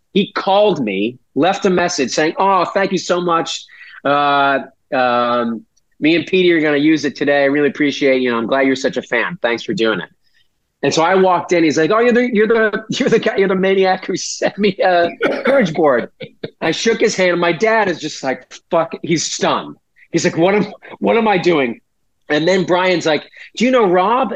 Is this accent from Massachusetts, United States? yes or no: yes; Weymouth, Massachusetts, United States; we're from Weymouth